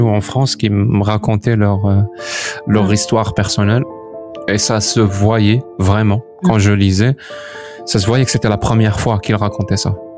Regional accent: Algeria; moved away as an adult; quitter l'Algérie

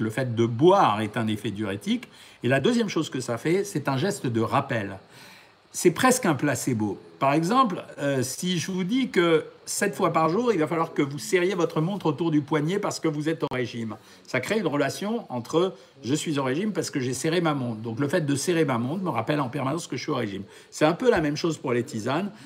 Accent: France; chez nous en France

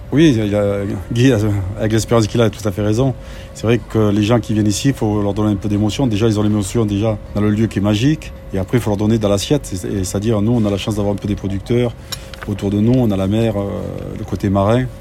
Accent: the South, southern France, France; Je suis du Sud

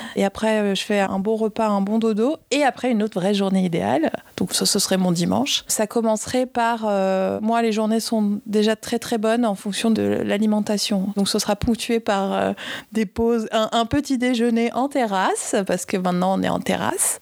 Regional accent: France; now in Paris, France; je viens des Pyrénées

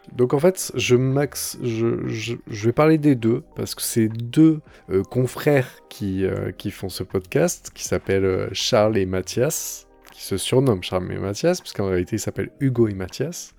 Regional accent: Montélimar area, Auvergne-Rhône-Alpes, France; du côté de Montélimar. Donc c'est un peu ma région natale

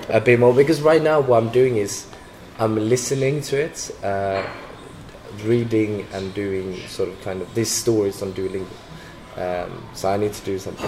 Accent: Gothenburg, Västra Götaland, Sweden; moved away as an adult; also born or lived in Stockholm / Lyon; I'm originally from Gothenburg

